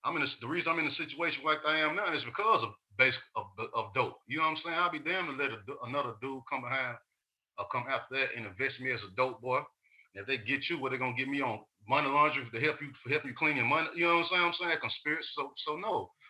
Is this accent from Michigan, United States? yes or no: no; Chattanooga, Tennessee, United States; I'm from the West Side Project in Chattanooga, you know. So being raised in an environment like